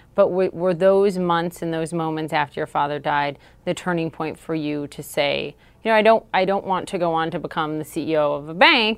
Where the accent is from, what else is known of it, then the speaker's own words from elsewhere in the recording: Minnesota, United States; something was just, just different for me growing up in Minnesota